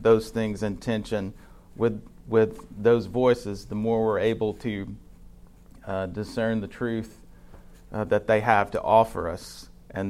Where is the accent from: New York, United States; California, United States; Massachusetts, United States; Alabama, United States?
Alabama, United States; North; I grew up in North Alabama